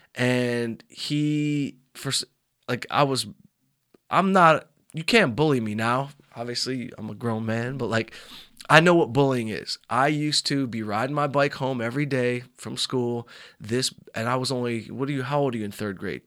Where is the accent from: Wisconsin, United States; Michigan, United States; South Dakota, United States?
Michigan, United States; Southfield; I grew up in Southfield, Michigan